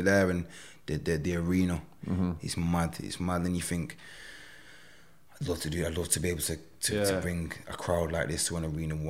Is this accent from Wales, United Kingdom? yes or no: no; Manchester, North West England, United Kingdom; to come out of here, of my hometown